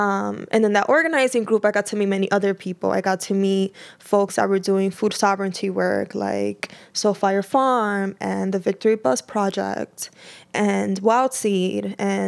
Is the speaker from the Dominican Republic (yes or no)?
yes; Dominican Republic; I'm from the Dominican Republic, and she was great.